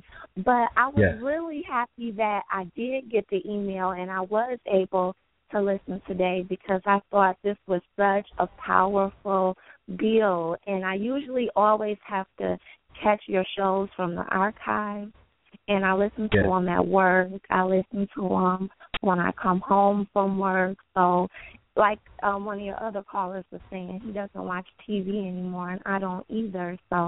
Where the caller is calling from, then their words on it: Pontiac, Michigan, United States; I'm calling from Pontiac, Michigan.